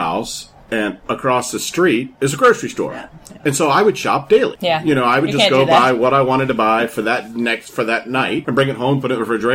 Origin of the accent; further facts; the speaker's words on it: Washington, District of Columbia, United States; also born or lived in Los Angeles / Atlanta / Miami / Nashville; now in Michigan, United States; I was born and raised in Washington, D.C. I've lived in L.A., Atlanta, Miami.